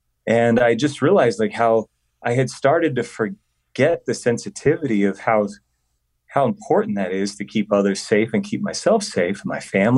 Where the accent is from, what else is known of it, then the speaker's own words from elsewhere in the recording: Colorado, United States; I was adopted as a little boy. And I grew up in Colorado